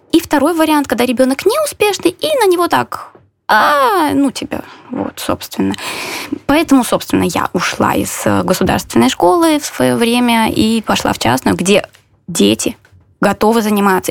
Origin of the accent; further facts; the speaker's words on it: Belarus; moved away as an adult; now in Warsaw, Poland; как любой белорус